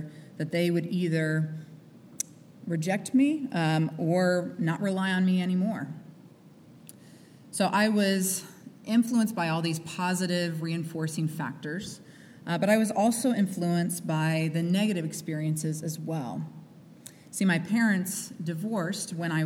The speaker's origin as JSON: {"language": "English", "region": "Midwest", "country": "United States", "tie": "born or raised there", "said": "I grew up in the Midwest"}